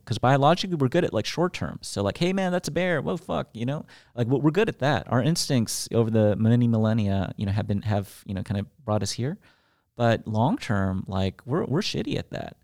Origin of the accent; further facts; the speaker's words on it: United States; I'm an American